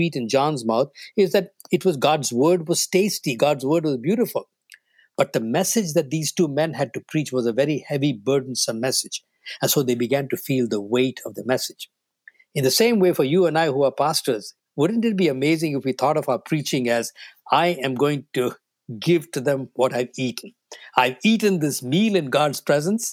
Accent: New Delhi, Delhi, India; first language Tamil; English is a second language; moved away as an adult; now in North America; I grew up in New Delhi in North India

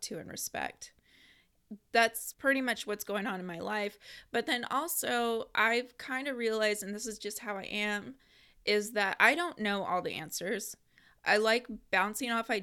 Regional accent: Portland, Oregon, United States; you're almost a native, which I am too

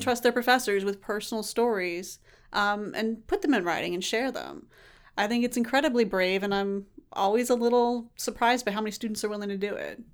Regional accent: Tallahassee, Florida, United States; moved away; I'm from Tallahassee

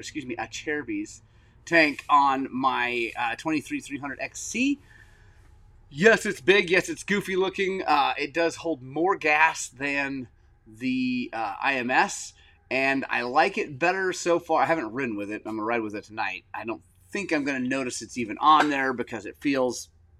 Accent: Oklahoma City, Oklahoma, United States; moved away; I'm from Oklahoma City. born and raised.

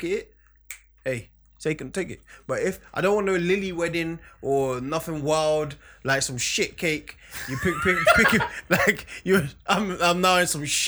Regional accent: Ghana; now in United Kingdom; I'm Ghanaian

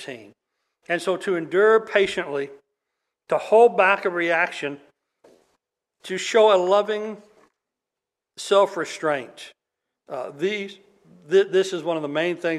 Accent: United States; as Americans

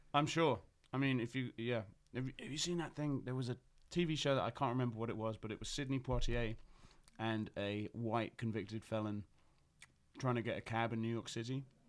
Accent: England, United Kingdom; I'm English

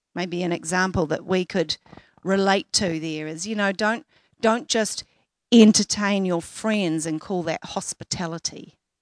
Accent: Auckland, New Zealand; I grew up in West Auckland, and at the time I was living and working in South Auckland

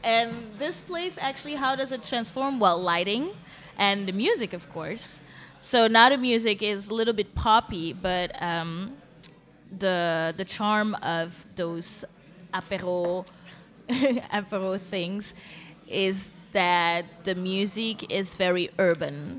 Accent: Antwerp, Flanders, Belgium; moved away as an adult; now in Brussels, Belgium; I was born in Antwerp. I grew mm-hmm. up in mm-hmm. Antwerp.

